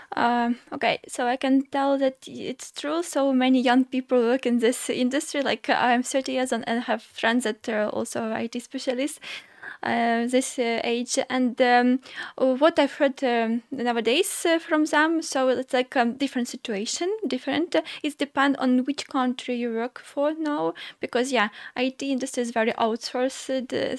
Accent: Sumy Oblast, Ukraine; now in Ålesund, Norway; I'm from Sumy region

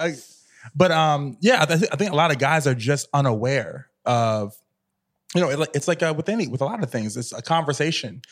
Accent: Virginia, United States; I grew up in Virginia

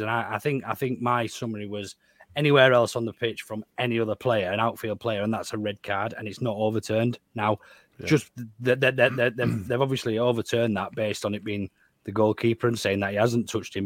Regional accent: Yorkshire and the Humber, United Kingdom; We're made different in West Yorkshire

